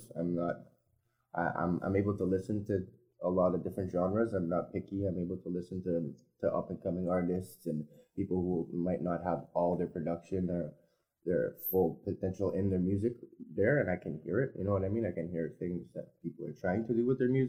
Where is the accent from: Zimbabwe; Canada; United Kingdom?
Canada; Montreal, Quebec; also born or lived in Timmins, Ontario; now in Sudbury, Canada; I ended up moving up to Montreal with my mother, where I was raised